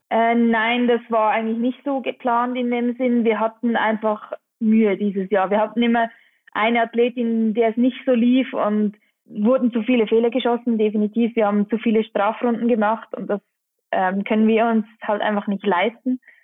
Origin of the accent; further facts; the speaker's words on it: Engelberg, Obwalden, Switzerland; in Engelberg, in meinem Heimatort